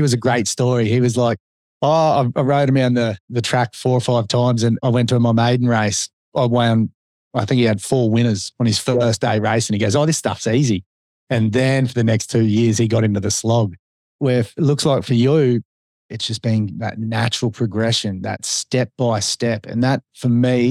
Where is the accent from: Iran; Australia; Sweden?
Australia; Sunshine Coast, Queensland; we were born and bred on the Sunshine Coast